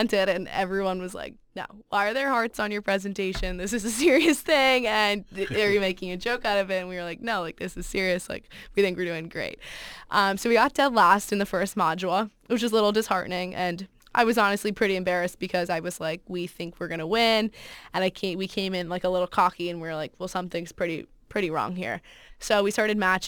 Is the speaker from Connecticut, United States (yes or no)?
yes; Fairfield, Connecticut, United States; I'm from Fairfield, Connecticut